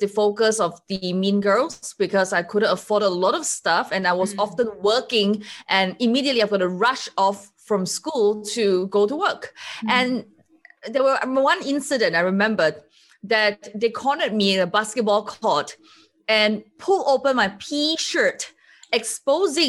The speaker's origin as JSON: {"language": "English", "country": "Singapore", "said": "I'm from Singapore."}